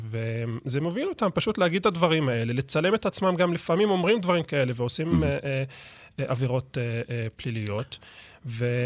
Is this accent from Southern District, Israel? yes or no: no; East Jerusalem, Jerusalem District, Israel; אני גם גדלתי במזרח ירושלים, את הדברים ששמעתי עכשיו שמעתי קודם